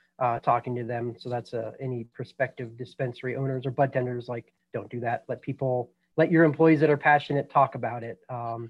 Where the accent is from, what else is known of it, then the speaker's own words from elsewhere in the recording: Boulder, Colorado, United States; I was born and raised in Boulder, Colorado